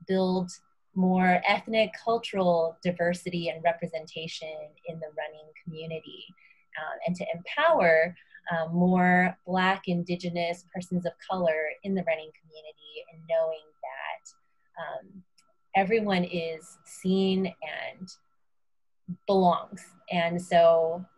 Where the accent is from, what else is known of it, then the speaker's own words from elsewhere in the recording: Houston, Texas, United States; moved away as an adult; also born or lived in Austin, Texas; now in Boston, United States; I was born and raised in Houston, Texas, where I'm from, but now my family and I live in the Boston, Massachusetts area